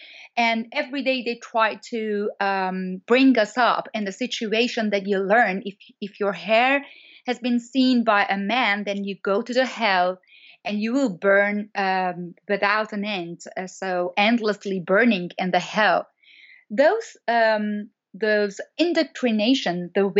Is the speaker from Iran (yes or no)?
yes; Iran; English is a second language; As you know, I'm born in Iran and I'm grown up in Iran. So until my 25th year, I was in Iran